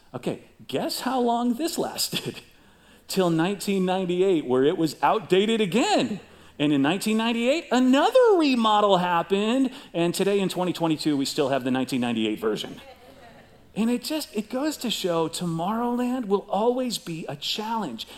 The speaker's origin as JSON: {"language": "English", "town": "Chicago", "region": "Illinois", "country": "United States", "tie": "born or raised there", "said": "I grew up in Chicago"}